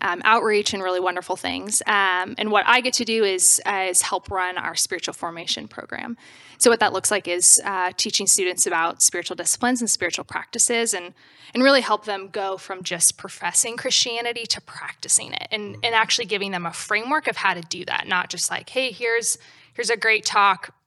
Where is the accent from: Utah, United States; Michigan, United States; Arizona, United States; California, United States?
Arizona, United States; the Valley; I'm from the Valley, local